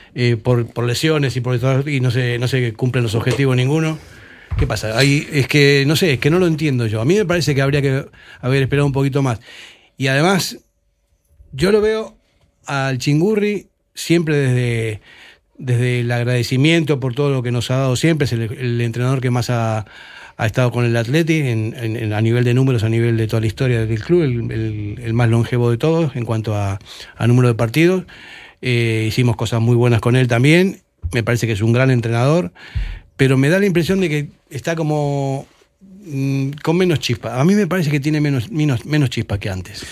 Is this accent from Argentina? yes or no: yes; Argentina; now in Spain; yo como argentino